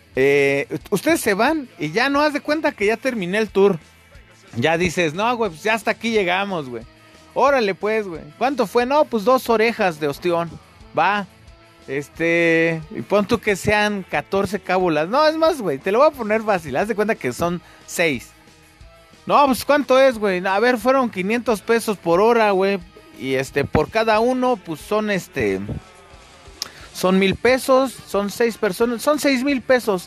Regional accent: Mexico City, Mexico; yo soy de, Ciudad de México eh, y bueno, acá en Ciudad de México

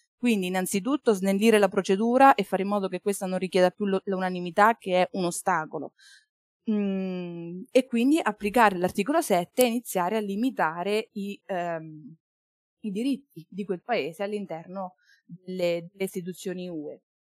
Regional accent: Marche, Italy; moved away as an adult; now in Bologna, Italy; Io studio giurisprudenza a Bologna, ma sono marchigiana

